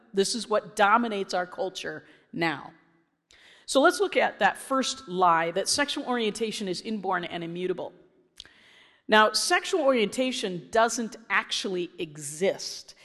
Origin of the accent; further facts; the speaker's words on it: Illinois, United States; I was from Illinois.